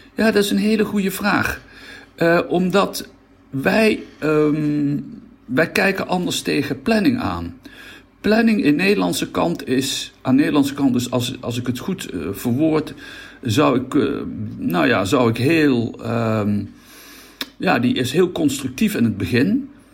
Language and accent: Dutch; Netherlands